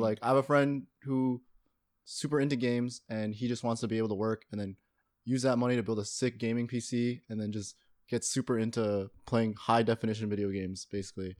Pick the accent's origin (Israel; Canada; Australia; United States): Canada; Toronto, Ontario; I grew up in Toronto